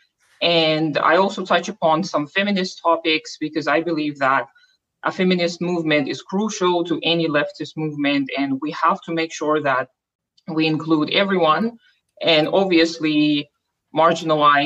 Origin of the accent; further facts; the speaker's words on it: Almaty, Kazakhstan; first language Russian; English is a second language; I am from Kazakhstan, from Almaty, which used to be our capital.